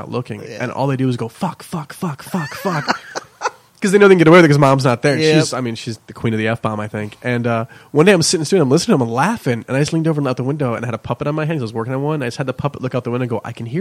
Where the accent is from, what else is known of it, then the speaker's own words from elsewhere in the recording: West Hartford, Connecticut, United States; I grew up in Elmwood, which is the other side of the tracks in West Hartford.